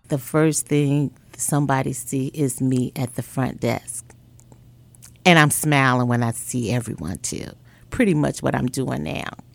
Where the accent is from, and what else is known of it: Chicago, Illinois, United States